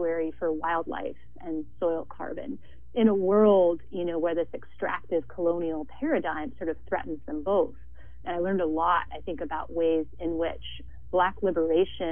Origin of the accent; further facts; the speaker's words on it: Montana, United States; moved away as an adult; now in Santa Barbara, United States; a white woman from a settler background, born and raised in Montana